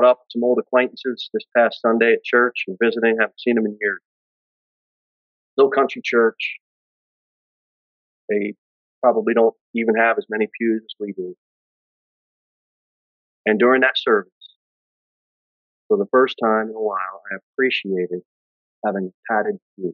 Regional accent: United States; as an American

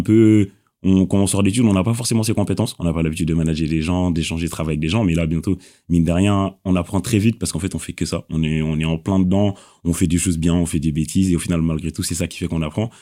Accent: Senegal; now in Normandy, France; je suis originaire du Sénégal

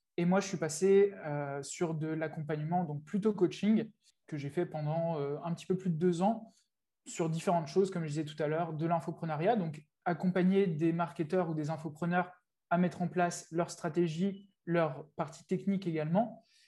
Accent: France; moved away as an adult; also born or lived in England; now in Thailand; je vis en Thaïlande aujourd'hui. j'ai vécu 4 ans en Angleterre avant, donc ça fait un petit moment que j'ai quitté, j'ai quitté la France.

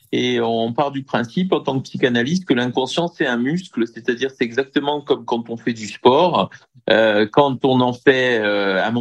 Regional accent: Bastia, Corsica, France; je suis corse, originaire de Bastia.

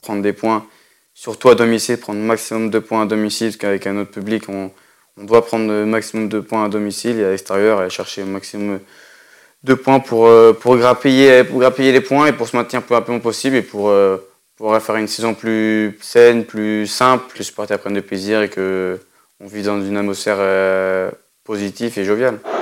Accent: France; chez nous en France

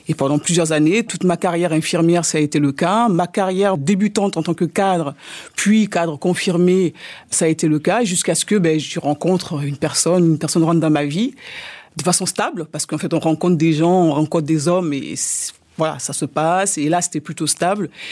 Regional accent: France; je suis française d'origine ivoirienne

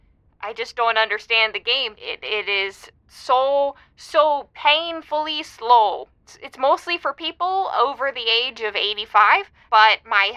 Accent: Maple Grove, Minnesota, United States; Yeah, I'm from Maple Grove, but, we just moved out to here

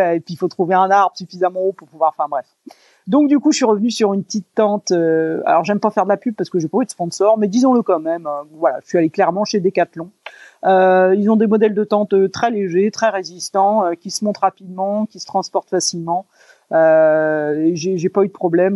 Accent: France; moved away as an adult; depuis mes 20 ans quand j'ai quitté la France

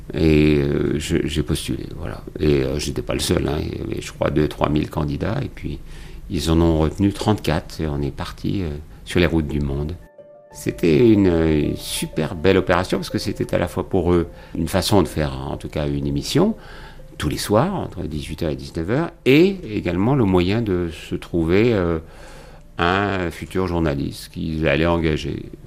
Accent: Champagne, Grand Est, France; pas très loin de chez moi en Champagne

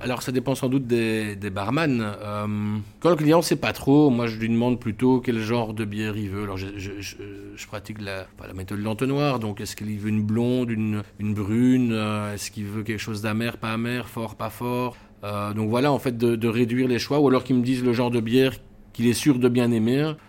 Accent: Brussels, Brussels-Capital Region, Belgium; je suis bruxellois de toujours

